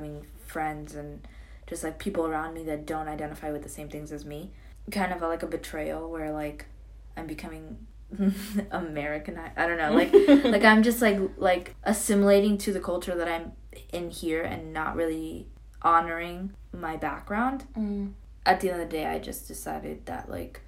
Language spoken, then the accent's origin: English; New York City, New York, United States; I was born and raised in New York and I wanted to fit in with them. New York City, yes